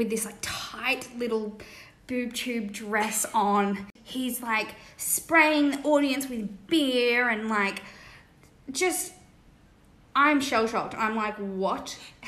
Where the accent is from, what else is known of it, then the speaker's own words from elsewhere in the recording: Cronulla, New South Wales, Australia; we're from Cronulla.